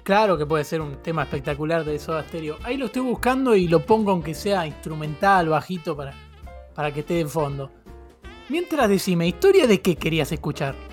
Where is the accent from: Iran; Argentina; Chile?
Argentina; San Luis; Eh, tengo 20 años y soy de San Luis, capital.